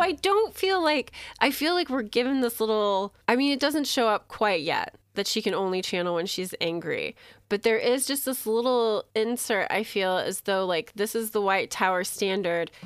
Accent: United States; I'm American

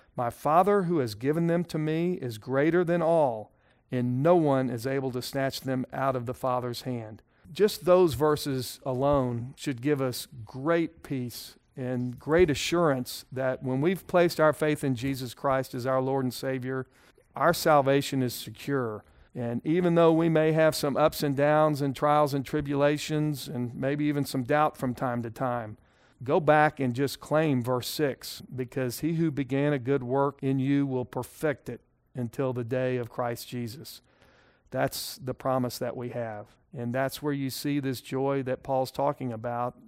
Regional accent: Texas, United States; as a Texan

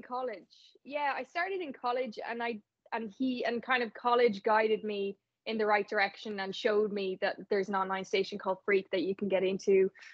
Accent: Navan, Leinster, Ireland; I'm actually from I'm from Navan

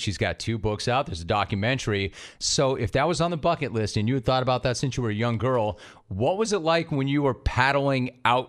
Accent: Los Angeles, California, United States; moved away as an adult; I grew up in Los Angeles, and I was not near the water, and then I moved down to where we are right now. And for 6 months, we lived near the water

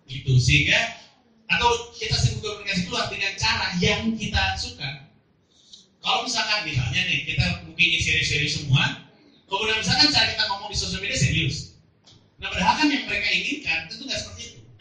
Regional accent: Bandung, West Java, Indonesia; terutama di Bandung yang saya dari Bandung

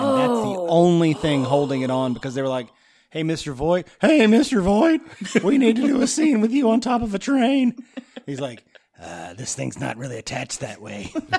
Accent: Spain; By the way, I'm from Spain.

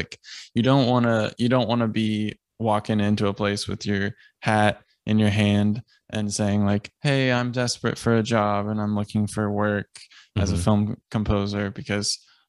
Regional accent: Boston, Massachusetts, United States; well, we're both from Boston.

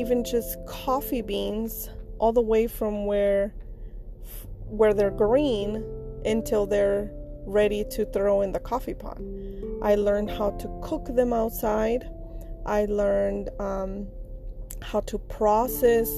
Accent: Mexico; moved away; I am from Mexico

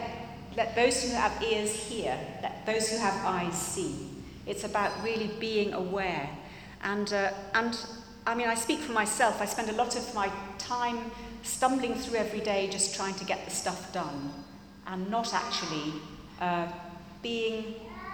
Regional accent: England, United Kingdom; we're English

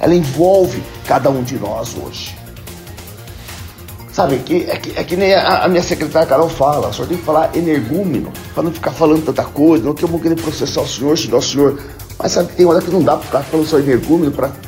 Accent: Jundiaí, São Paulo, Brazil; nasci em Jundiaí, no estado de São Paulo, num país chamado Brasil.

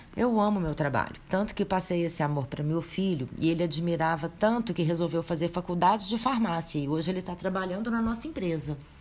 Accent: a small town in Minas Gerais, Brazil; eu regressei para minha terra natal e abri minha própria drogaria

